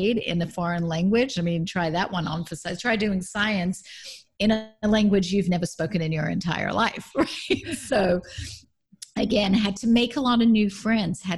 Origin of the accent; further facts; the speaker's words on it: Melbourne, Victoria, Australia; now in California, United States; Grew up in Melbourne, Australia.